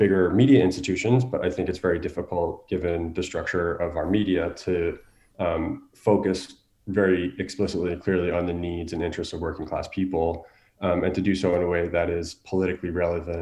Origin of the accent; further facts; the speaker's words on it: United States; growing up as an American